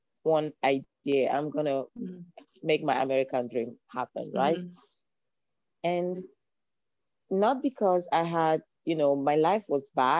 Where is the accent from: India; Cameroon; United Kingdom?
Cameroon; English is a second language; moved away as an adult; now in Los Angeles, United States; I'm originally from Cameroon. That's why you have this beautiful accent. I moved into Los Angeles almost 5 years ago now.